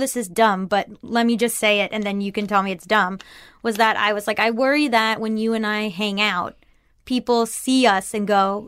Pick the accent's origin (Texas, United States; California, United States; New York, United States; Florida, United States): Florida, United States; moved away; I was from Florida